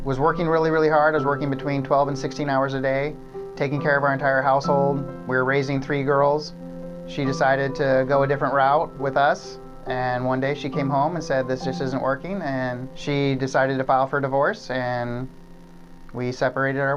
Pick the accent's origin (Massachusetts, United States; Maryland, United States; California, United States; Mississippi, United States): California, United States; McCloud; I grew up in McLeod, California. That's where I was born and raised